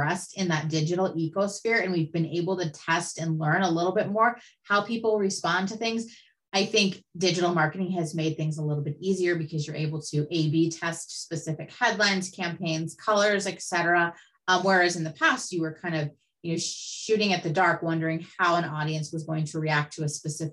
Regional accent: California, United States; also born or lived in Newport Beach, California / Santa Ynez Valley, California; I was born in Newport Beach, California, lived there till I was about 10. And then my family moved us up to the Central Coast, just outside of Santa Barbara in an area called the San Ynez Valley

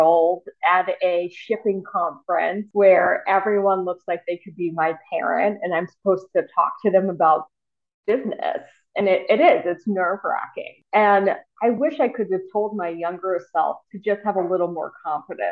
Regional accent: the South, United States; growing up in the South

